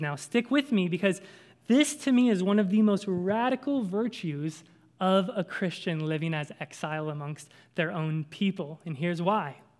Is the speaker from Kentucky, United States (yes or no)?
yes; Kentucky, United States; accent: southern; I'm from Kentucky